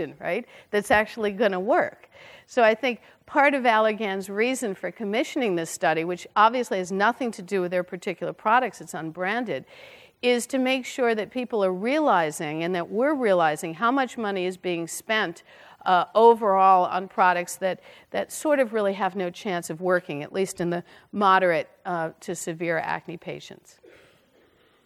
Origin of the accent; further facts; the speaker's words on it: Brooklyn, New York, United States; I'm from Brooklyn